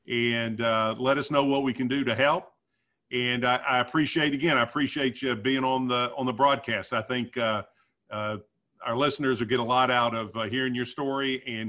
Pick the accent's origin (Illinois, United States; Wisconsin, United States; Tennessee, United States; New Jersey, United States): Tennessee, United States; Memphis; particularly if you're like me and you're a native Memphian, you've been here all your life